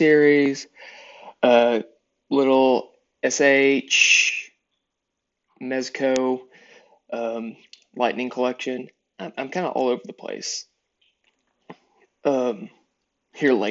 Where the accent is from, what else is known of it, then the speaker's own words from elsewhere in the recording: East Texas, United States; Growing up, for the most part, in East Texas, but South Texas